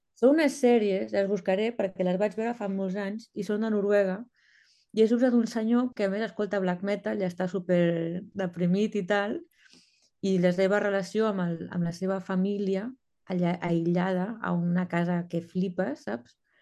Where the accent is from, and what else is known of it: L'Hospitalet de Llobregat, Catalonia, Spain; born or raised there; moved away as an adult; also born or lived in Berlin, Germany; now in Copenhagen, Denmark